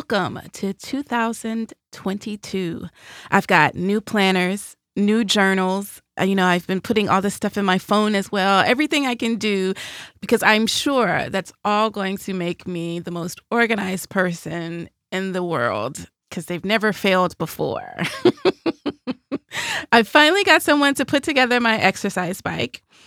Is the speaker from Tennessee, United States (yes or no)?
yes; Nashville, Tennessee, United States; moved away as an adult; when you grow up in Music City